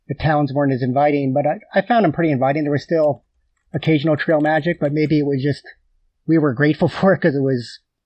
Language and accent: English; Port Clinton, Pennsylvania, United States; moved away as an adult; also born or lived in Maine; now in Adirondacks, United States; I grew up right outside of the Port Clinton area